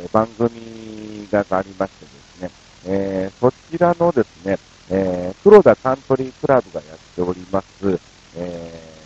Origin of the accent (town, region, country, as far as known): Kansai, Japan; born or raised there; moved away